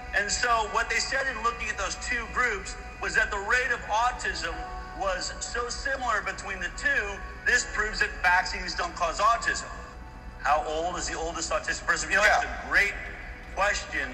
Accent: United States; I'm an American.

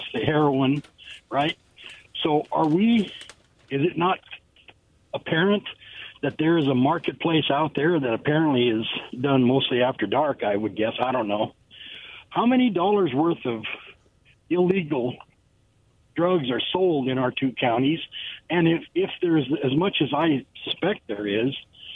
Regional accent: Toppenish, Washington, United States; now in West Richland, United States; I'm from Toppenish. My hometown is primarily Hispanic now

